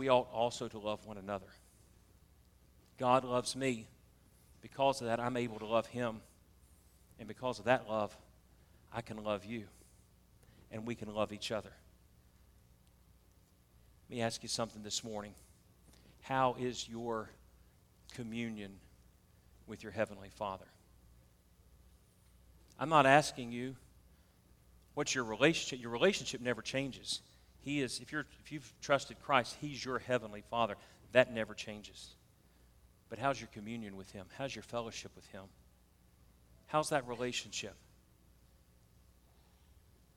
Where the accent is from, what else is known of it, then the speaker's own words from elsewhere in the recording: the South, United States; accent: Southern; You can tell I'm from the South